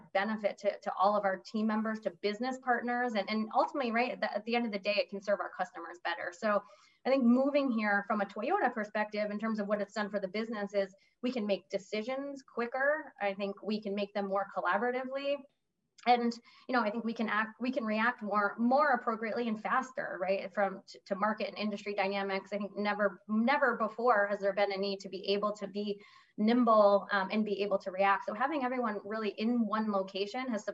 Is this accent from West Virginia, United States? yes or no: no; upstate New York, United States; moved away as an adult; also born or lived in New Jersey; now in Dallas, United States; I'm a New Yorker, so I grew up in upstate New York